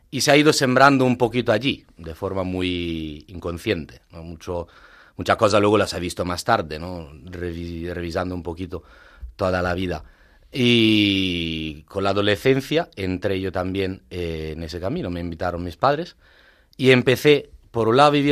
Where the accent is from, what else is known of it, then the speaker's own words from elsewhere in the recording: Italy; Spanish is a second language; moved away as an adult; now in Madrid, Spain; A ver, soy … soy italiano, eh, soy presbítero.